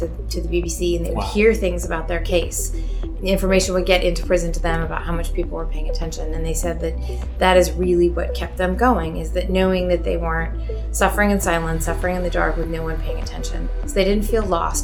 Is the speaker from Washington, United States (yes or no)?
yes; Seattle, Washington, United States; moved away as an adult; now in New York, United States; I'm originally from Seattle